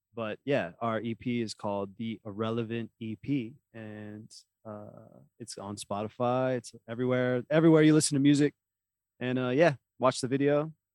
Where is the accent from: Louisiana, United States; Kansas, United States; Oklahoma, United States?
Oklahoma, United States; we're from Oklahoma